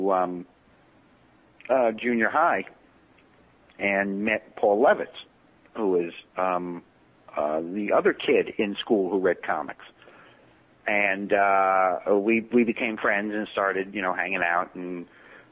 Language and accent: English; New York City, New York, United States; I was born in Brooklyn, in East New York, and kind of had this, it's very nuclear family-ish because everybody lived within walking distance